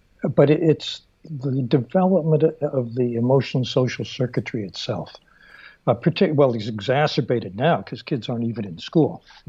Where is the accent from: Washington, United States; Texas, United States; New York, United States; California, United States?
California, United States; Stockton; He grew up in Modesto. I grew up in Stockton.